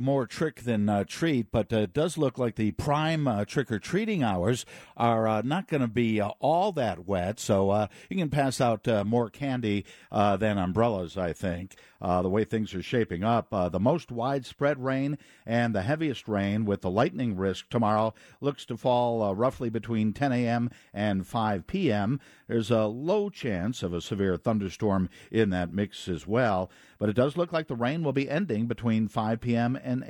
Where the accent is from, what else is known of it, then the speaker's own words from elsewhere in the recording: Chicago, Illinois, United States; Yeah, that's what I remember most about most of my Halloweens growing up in Chicago, was that the Halloween costume a lot of times wasn't seen because it was wrapped in a winter coat.